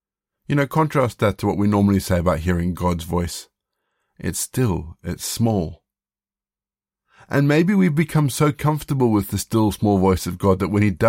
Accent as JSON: {"language": "English", "country": "South Africa", "tie": "born or raised there", "also_born_or_lived": "Zimbabwe", "said": "I grew up in Southern Africa. I was born in Zimbabwe, and then after independence we lived in South Africa."}